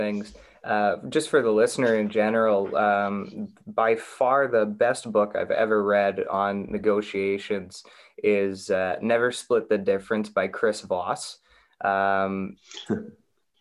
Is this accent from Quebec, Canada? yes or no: no; Burnaby, British Columbia, Canada; I'm born and raised in Burnaby